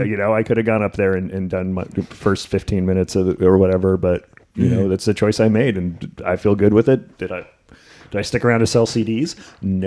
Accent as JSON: {"language": "English", "region": "outside New York", "country": "United States", "tie": "born or raised there", "moved": "yes", "lives_now": "Los Angeles, United States", "said": "I grew up outside New York"}